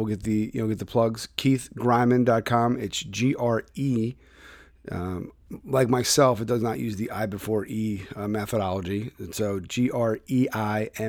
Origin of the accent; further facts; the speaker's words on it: Philadelphia, Pennsylvania, United States; moved away; my hometown, as you know, Philadelphia